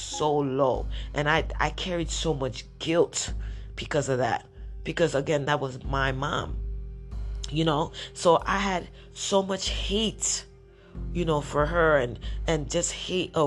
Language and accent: English; New York City, New York, United States; I grew up in Washington Heights